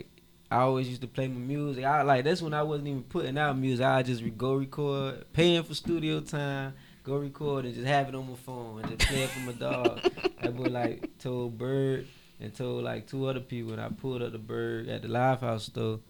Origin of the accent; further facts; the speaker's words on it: Miami, Florida, United States; growing up in Miami